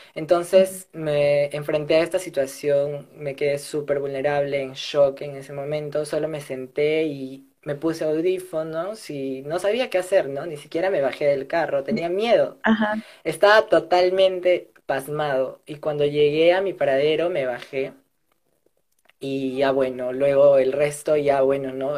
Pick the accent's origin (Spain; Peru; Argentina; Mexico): Peru; now in Lima, Peru; soy del interior del país, no soy de Lima